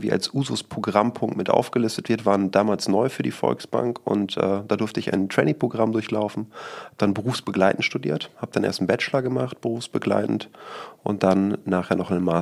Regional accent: Rodde, North Rhine-Westphalia, Germany; now in Düsseldorf, Germany; Ich bin äh, gebürtiger Münsterländer, äh, komme ursprünglich aus Rodde. Das ist ein kleines Dorf bei Rheine und gehört äh, zum Münsterland

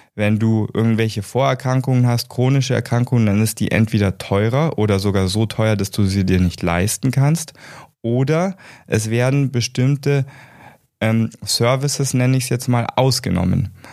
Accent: Germany; also born or lived in United States; ich bin gebürtiger Amerikaner und ich bin direkt nach meinem deutschen Abitur

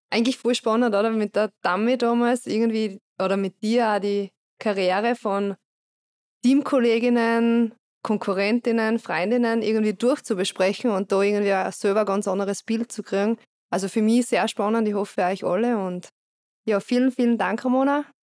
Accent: Styria, Austria; accent: Styrian dialect; Wir sind stolze Steirerinnen.

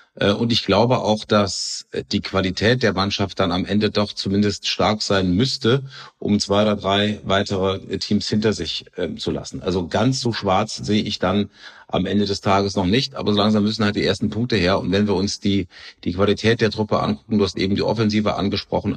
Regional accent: Cologne, North Rhine-Westphalia, Germany; als Kölner

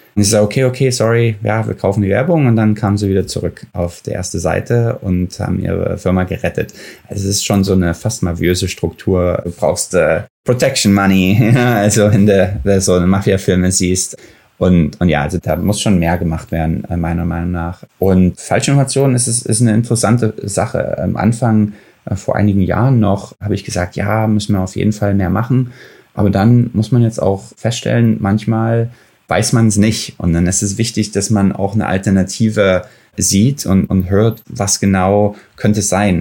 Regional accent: Dresden, Saxony, Germany; moved away as an adult; also born or lived in Ethiopia; now in Silicon Valley, United States; Ich bin in Dresden geboren, einige Jahre vor dem Mauerfall und war dann drei Jahre in Äthiopien auch als kleines Kind

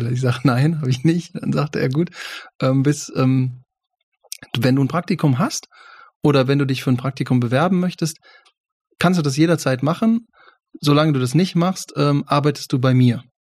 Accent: Düsseldorf, North Rhine-Westphalia, Germany; Köln war für mich ein bisschen schwierig, ne? Ich komme aus Düsseldorf.

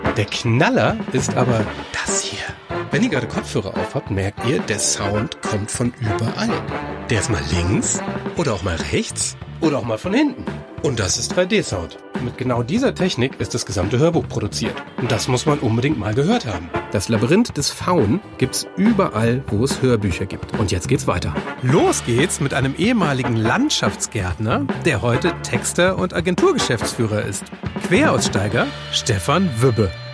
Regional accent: Hamburg, Germany; Also ich bin aufgewachsen auf einem Hof. Also es war äh, hier in, in, in, Hamburg

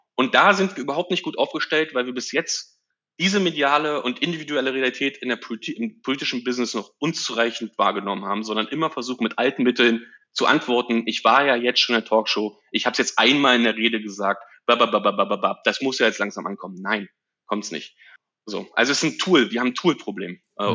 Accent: Frankfurt, Brandenburg, Germany; moved away as an adult; Ich bin geboren in Frankfurt oder 81 und bin einen Tag nach meinem Abitur 2001 weggezogen

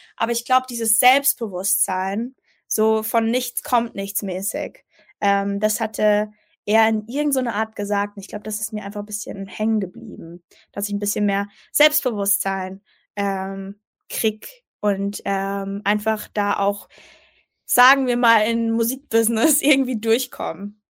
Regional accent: Mannheim, Baden-Württemberg, Germany; also ich bin in Mannheim aufgewachsen. Äh, meine Familie kommt aus Mannheim, also ich bin eine richtige Monomerin

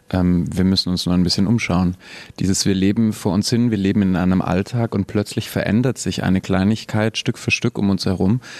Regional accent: Southern Germany, Germany; moved away as an adult; also born or lived in Berlin; ich komme eigentlich aus dem Süden von Deutschland

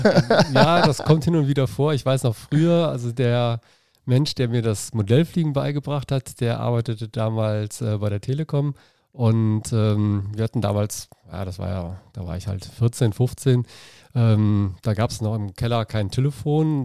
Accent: Dormagen, North Rhine-Westphalia, Germany; also born or lived in Cologne; now in Leverkusen, Germany; ich bin äh, in Köln geboren, dann halt in Dormagen groß geworden, durch für den Leistungssport wieder nach Leverkusen gezogen

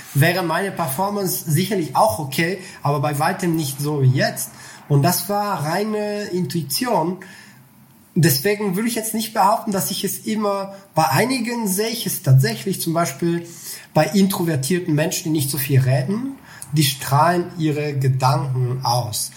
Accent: Bulgaria; moved away as an adult; Also ich komme aus Bulgarien. Ich habe mhm. bis 19 Jahre dort gelebt.

